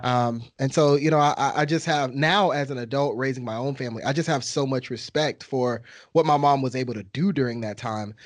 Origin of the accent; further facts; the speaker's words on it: Texas, United States; I'm from Texas